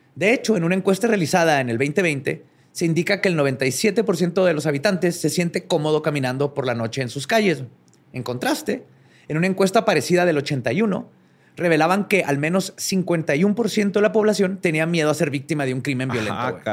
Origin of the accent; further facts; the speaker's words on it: Mexico; como mexicanos